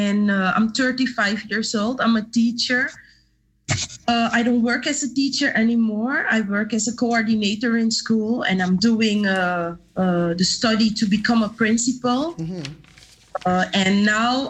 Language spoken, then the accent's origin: English; Suriname; now in Netherlands; where I come from in Suriname, because I was born in Suriname. I'm living now in the Netherlands